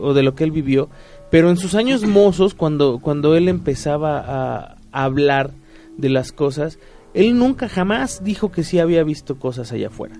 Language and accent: Spanish; Mexico; como mexicano promedio